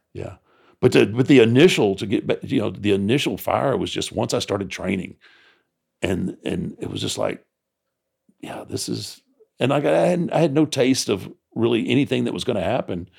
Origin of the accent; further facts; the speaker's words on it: Texas, United States; growing up in Texas